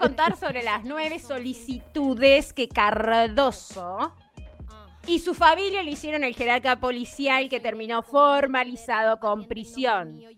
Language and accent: Spanish; Libertad, San José, Uruguay; born or raised there